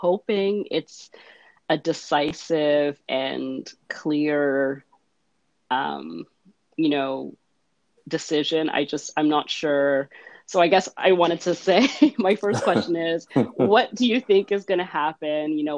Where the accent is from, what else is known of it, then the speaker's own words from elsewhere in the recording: Canada; as a Canadian